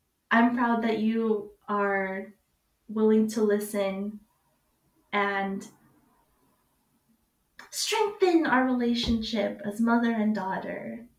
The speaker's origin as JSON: {"language": "English", "country": "United States", "tie": "born or raised there", "said": "Like, me growing up in America and being here talking to you about all of the differences throughout my life"}